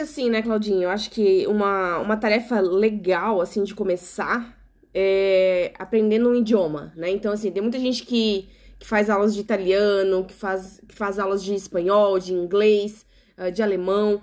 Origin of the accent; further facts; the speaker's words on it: South Region, Brazil; nós, né, que somos do sul do Brasil